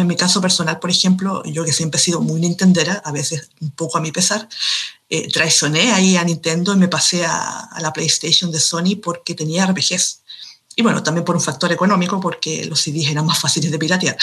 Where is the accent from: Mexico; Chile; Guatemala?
Chile; soy escritora de Chile, un país de Sudamérica